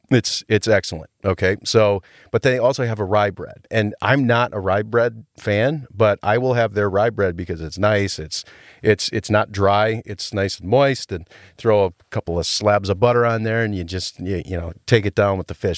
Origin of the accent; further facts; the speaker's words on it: Rhinelander, Wisconsin, United States; my hometown of Rhinelander